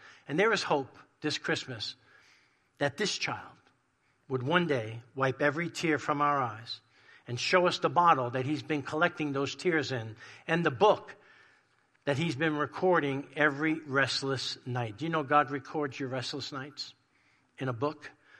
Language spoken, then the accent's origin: English; New York, United States; moved away; growing up in New York in a crazy, dysfunctional Italian family